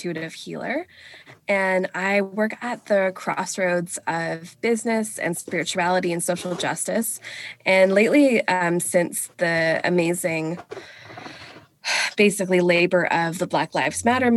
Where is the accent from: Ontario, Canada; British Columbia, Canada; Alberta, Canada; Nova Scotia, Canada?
British Columbia, Canada; Vancouver; also born or lived in England; I was raised here on unceded, stolen, Coast Salish territory of the Musqueam, the Squamish, and the Tsleil-Waututh